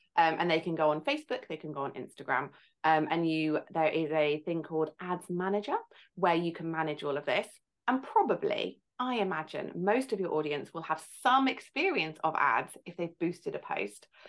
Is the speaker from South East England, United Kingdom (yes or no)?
yes; Farnham, South East England, United Kingdom; I'm from Farnham in Surrey, near London.